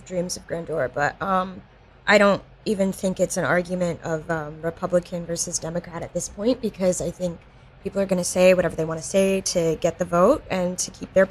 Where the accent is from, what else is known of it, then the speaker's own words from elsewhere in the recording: North Carolina, United States; moved away; I'm from the South, and recently one of my high school friends came to visit, and she still lives in like my tiny North Carolina town